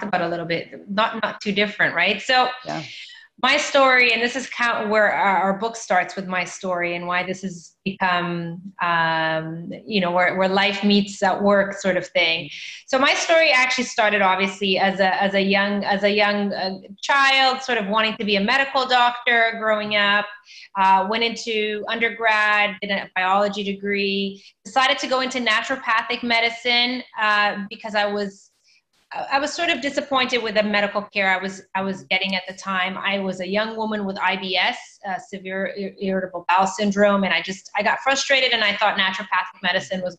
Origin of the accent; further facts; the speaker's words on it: Canada; also born or lived in Mozambique / Toronto; instead of staying in Canada where I grew up, I decided to go back to my home country. I'm from Mozambique